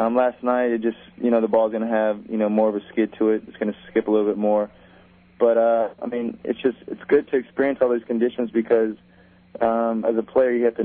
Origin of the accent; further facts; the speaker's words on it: Texas, United States; moved away as an adult; go back to my home state